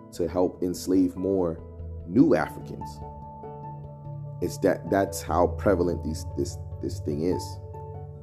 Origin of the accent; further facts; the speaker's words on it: Guyana; now in United States; I'm from Guyana